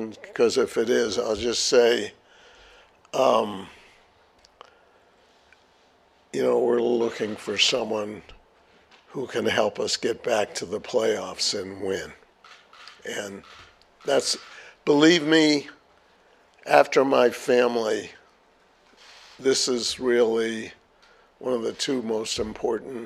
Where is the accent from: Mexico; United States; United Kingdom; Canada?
United States; Boston area, Massachusetts; my hometown